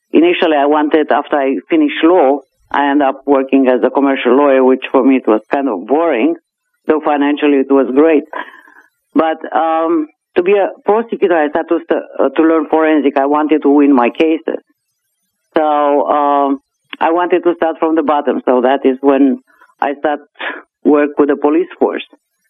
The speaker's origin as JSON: {"language": "English", "country": "Romania", "tie": "born or raised there", "moved": "as an adult", "lives_now": "Canada", "said": "because since grade six, I wanted to leave Romania. I was a child, a teenager, and also a young adult under the communist regime."}